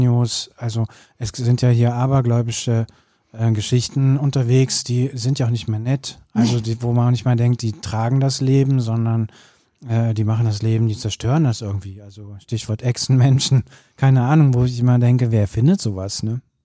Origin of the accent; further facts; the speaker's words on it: Cologne, North Rhine-Westphalia, Germany; das muss man als Kölner auch mal sagen